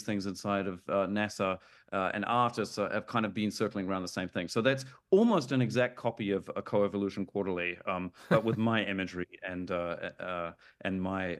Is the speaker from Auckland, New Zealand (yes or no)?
yes; Auckland, New Zealand; moved away as an adult; now in Berlin, Germany; I was born in Auckland.